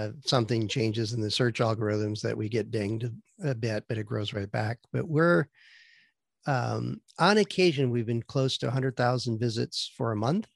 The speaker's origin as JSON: {"language": "English", "town": "Green Bay", "region": "Wisconsin", "country": "United States", "tie": "born or raised there", "also_born_or_lived": "Vancouver, Washington", "moved": "yes", "lives_now": "San Francisco Bay Area, United States", "said": "I grew up in the Midwest, back where we had four seasons, and Green Bay, Wisconsin is known for having a football team on occasion. So that's where I grew up"}